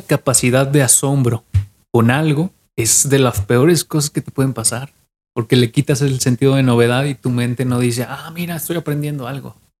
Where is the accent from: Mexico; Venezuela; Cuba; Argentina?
Mexico; como mexicanos somos